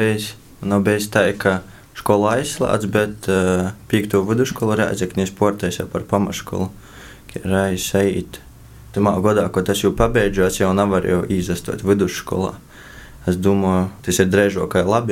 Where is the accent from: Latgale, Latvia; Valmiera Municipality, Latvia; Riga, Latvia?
Latgale, Latvia; Rēzekne; es visu dzīvi esmu atdzīvojis Riezeknī